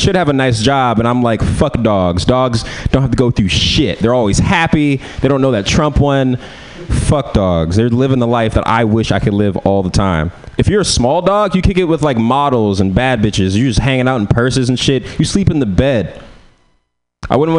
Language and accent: English; San Francisco, California, United States; So I'm from San Francisco